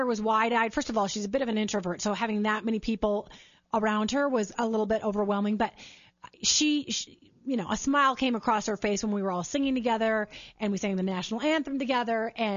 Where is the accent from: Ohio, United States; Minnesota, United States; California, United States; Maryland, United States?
Minnesota, United States; I grew up in Minnesota